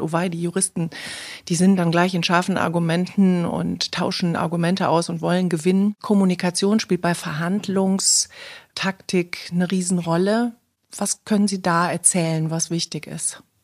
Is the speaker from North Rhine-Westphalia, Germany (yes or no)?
yes; Cologne, North Rhine-Westphalia, Germany; heute sind wir in Kölle, meiner Heimatstadt